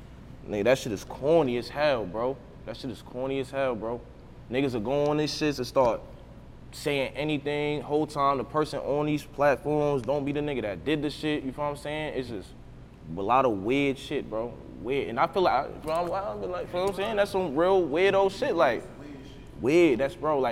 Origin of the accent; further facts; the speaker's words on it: United States; I'm really from the Drive, though. Like, I was born and raised here, whole life, came up